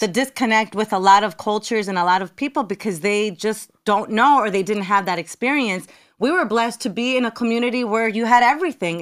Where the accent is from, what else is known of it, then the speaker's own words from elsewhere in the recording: North Bergen, New Jersey, United States; accent: New York; moved away as an adult; also born or lived in Miami; grew up in North Bergen, New Jersey